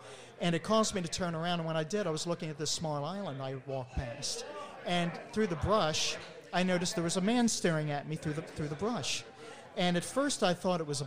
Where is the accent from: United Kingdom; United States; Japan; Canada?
United States; Maryland; growing up in Maryland back in the 60s and 70s and 80s